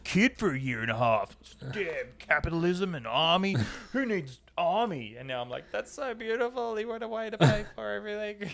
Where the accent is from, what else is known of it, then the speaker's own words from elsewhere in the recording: Australia; when Howie and I grew up in Australia, we never had Halloween